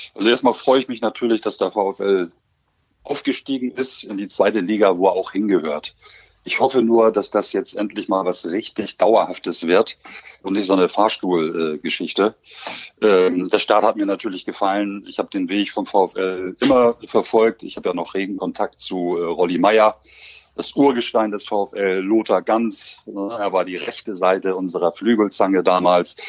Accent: Hamburg, Germany; moved away as an adult; also born or lived in Osnabrück; meine Heimatstadt

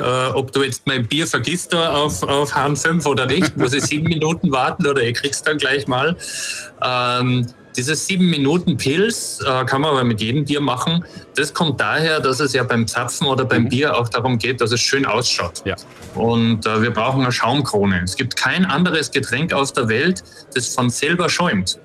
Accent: Austria; ich bin ja aus Österreich

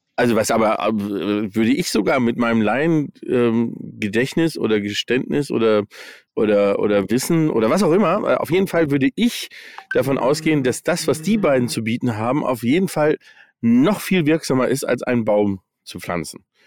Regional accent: United States; moved away; ich bin in den USA aufgewachsen

